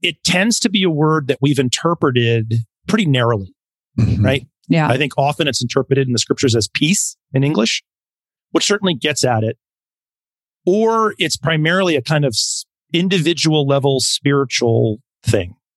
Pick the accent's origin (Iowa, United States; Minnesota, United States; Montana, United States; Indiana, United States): Montana, United States; moved away; I'm originally from Montana. So I'm a very yes. proud, yes, very proud Montanan.